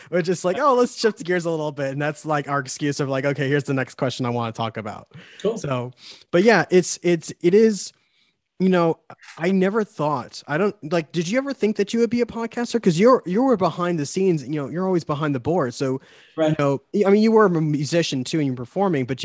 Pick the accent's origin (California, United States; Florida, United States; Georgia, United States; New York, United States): New York, United States; accent: New York; I have my New York accent fighting the Arizona accent, whatever that is